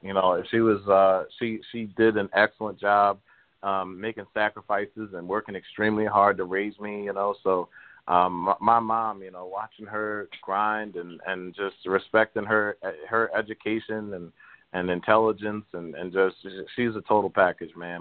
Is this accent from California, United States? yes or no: no; Baltimore, Maryland, United States; growing up in Baltimore